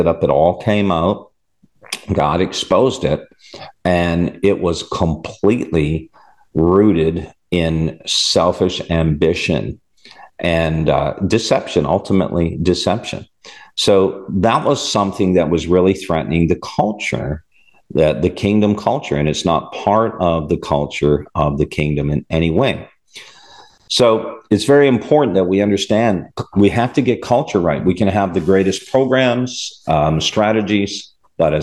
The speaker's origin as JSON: {"language": "English", "country": "Canada", "moved": "yes", "said": "I'm from Canada originally"}